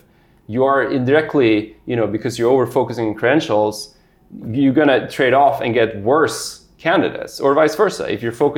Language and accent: English; Sweden; moved away; I grew up in Sweden